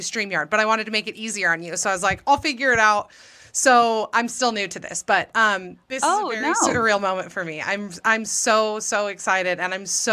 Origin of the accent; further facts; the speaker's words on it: Alpine, Utah, United States; I'm from here. So I grew up in Alpine